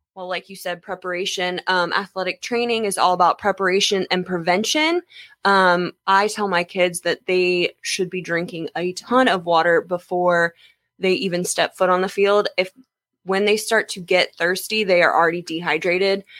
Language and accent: English; Jacksonville, Florida, United States; I am Jacksonville, born and raised.